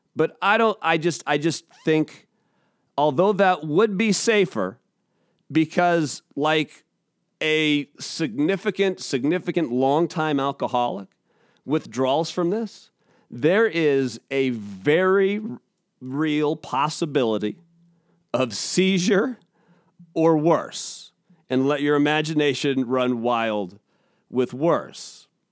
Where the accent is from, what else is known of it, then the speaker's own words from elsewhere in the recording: Seattle, Washington, United States; I'm a Seattle guy